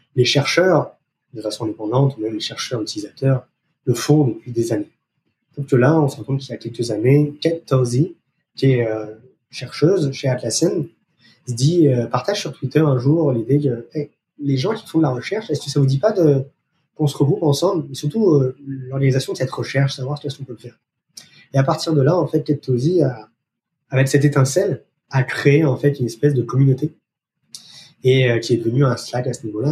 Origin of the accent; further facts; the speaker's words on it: France; accent: French; moved away as an adult; now in Montreal, Canada; français d'origine, vous pouvez entendre par mon accent, je suis installé euh, au Canada depuis plus de dix